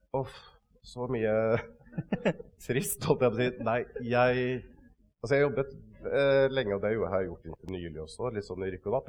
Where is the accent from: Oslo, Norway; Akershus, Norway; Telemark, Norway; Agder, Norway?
Telemark, Norway; Kragerø; vokste opp, ikke så langt unna her, i uh, Kragerø. Uh, Sannidal var det jeg vokste opp, sånn ute på bygda, rett ved siden av den.